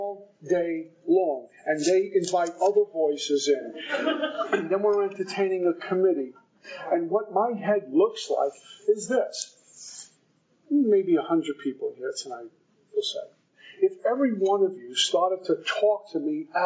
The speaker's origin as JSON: {"language": "English", "town": "Brooklyn", "region": "New York", "country": "United States", "said": "you can tell I'm from Brooklyn"}